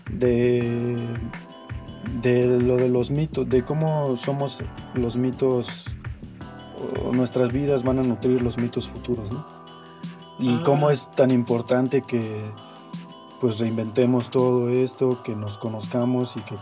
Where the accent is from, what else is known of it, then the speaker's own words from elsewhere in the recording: Mexico; A lo mejor para nosotros como mexicanos es Guadalupe